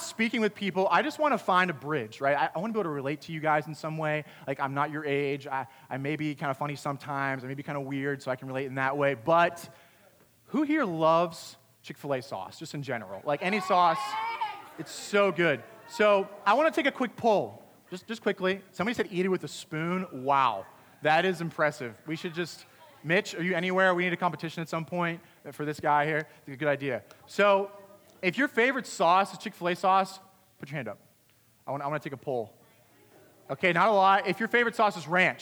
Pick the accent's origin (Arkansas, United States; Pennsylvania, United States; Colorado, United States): Pennsylvania, United States; I grew up in Pennsylvania.